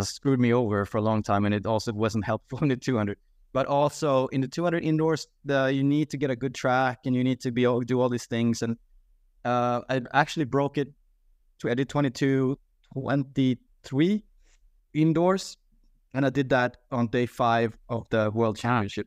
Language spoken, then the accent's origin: English; Sweden; my home country of Sweden